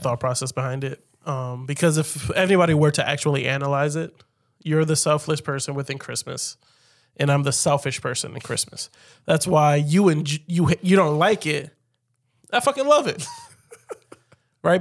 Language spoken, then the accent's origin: English; United States; as an American